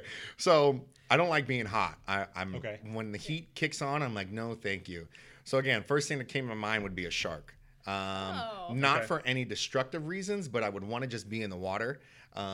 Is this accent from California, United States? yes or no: yes; San Diego, California, United States; also born or lived in Oakland; So I was born in Oakland, but I call San Diego home because we moved quite a bit.